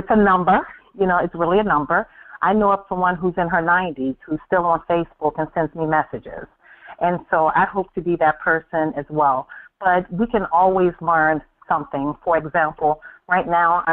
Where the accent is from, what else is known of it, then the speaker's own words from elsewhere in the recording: Cambridge, Maryland, United States; I was born and raised on the Eastern Shore, Cambridge, Maryland.